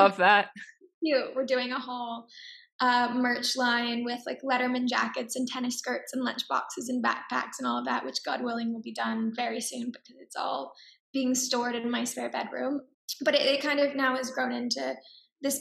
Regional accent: Dallas, Texas, United States; also born or lived in New York; now in Los Angeles, United States; I grew up in Texas

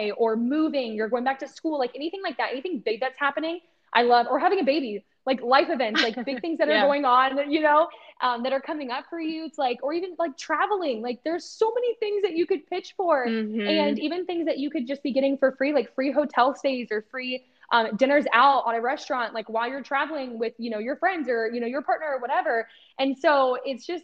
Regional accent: Ohio, United States; I grew up in Ohio

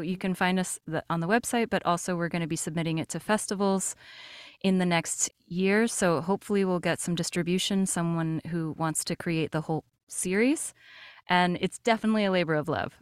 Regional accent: Brazil; now in United States; I am an immigrant. I was born in Brazil, and then I came to the United States

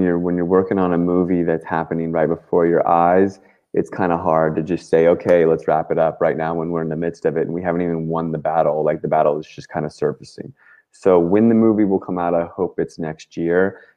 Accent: Washington, District of Columbia, United States; I grew up in Washington, D.C.

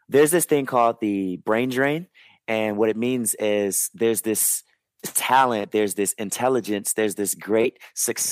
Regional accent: Chicago, Illinois, United States; I grew up in the Chicago area

